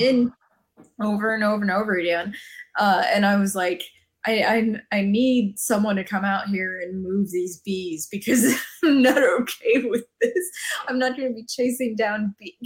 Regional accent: Arizona, United States; living in Arizona, growing up in Arizona

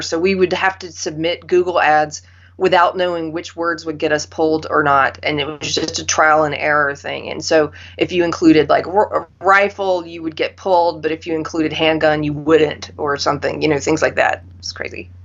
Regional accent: South Carolina, United States; moved away; also born or lived in California; I'm a South Carolinian

